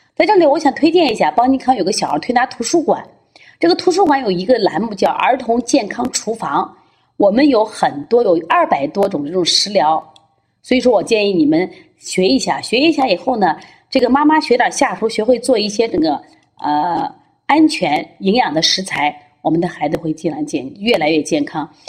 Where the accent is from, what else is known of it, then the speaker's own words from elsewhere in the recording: China; 其实我们中国人特别有智慧啊